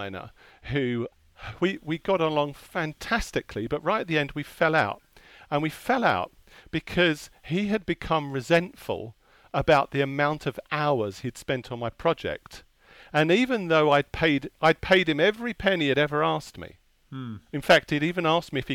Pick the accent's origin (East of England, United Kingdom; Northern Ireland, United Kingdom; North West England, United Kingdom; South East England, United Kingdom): East of England, United Kingdom; Hertfordshire; also born or lived in Enfield, London; I was born in North London, in Enfield. I grew up in Hertfordshire.